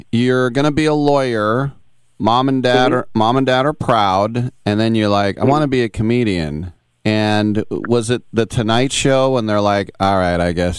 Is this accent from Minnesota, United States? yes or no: no; East Bay, California, United States; growing up in the East Bay here and you know, just so many different nationalities